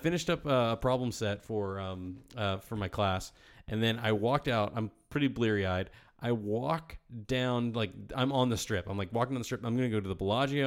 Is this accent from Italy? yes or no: no; Virginia, United States; my home state